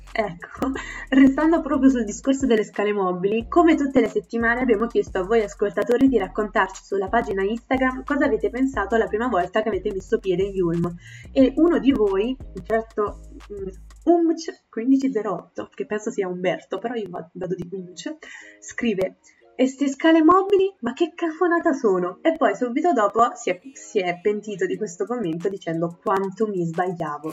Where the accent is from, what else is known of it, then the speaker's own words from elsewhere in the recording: Southern Italy, Italy; accent: terrona (southern Italian); questa mia fantastica pronuncia da terrona